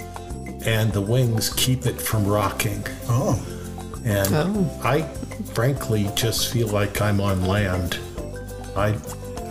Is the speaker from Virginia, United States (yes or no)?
no; California, United States; I'm from California